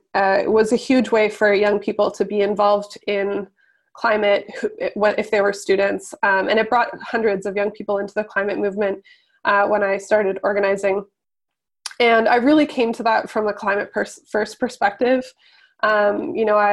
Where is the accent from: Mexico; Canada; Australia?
Canada; the things that I had been taught growing up about the Canadian state